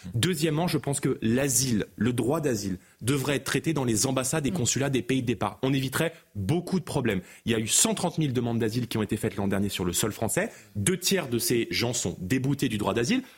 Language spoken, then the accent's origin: French; Seine-Saint-Denis, Île-de-France, France; j'ai grandi en Seine-Saint-Denis